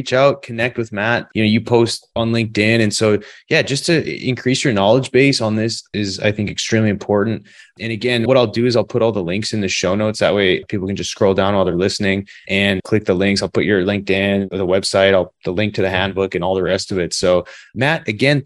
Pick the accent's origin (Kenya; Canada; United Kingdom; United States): Canada; moved away; I didn't play hockey growing up. I'm from Canada